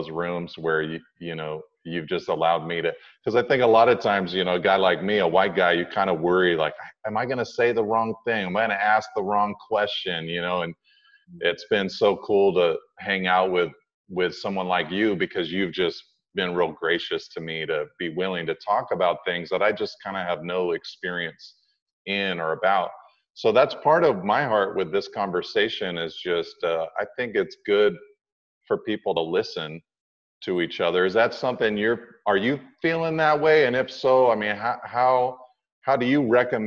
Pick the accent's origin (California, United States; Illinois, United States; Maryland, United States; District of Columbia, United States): California, United States; Pacific Grove; growing up in Pacific Grove, California, it was not a very diverse community